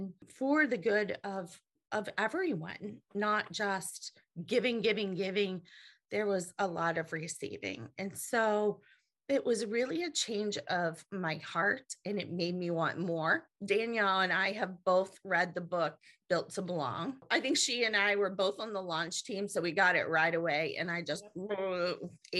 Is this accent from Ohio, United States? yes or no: yes; Marietta, Ohio, United States; I hail from Marietta, Ohio.